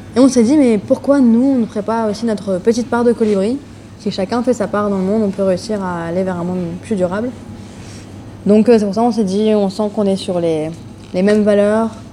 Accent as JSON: {"language": "French", "town": "Lille", "region": "Hauts-de-France", "country": "France", "said": "j'ai 28 ans. Je viens de Lille"}